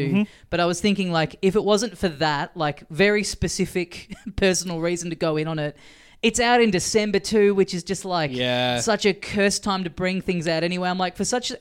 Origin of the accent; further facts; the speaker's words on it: Australia; as an Australian